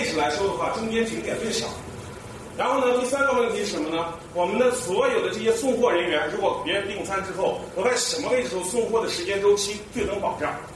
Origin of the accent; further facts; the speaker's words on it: Xi'an, Shaanxi, China; 那就举一下我的故乡，也就是我们西安。